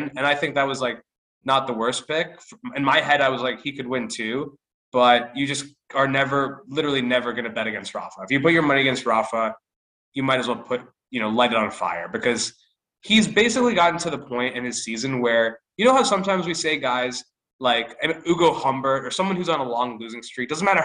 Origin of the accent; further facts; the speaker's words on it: United States; as American tennis fans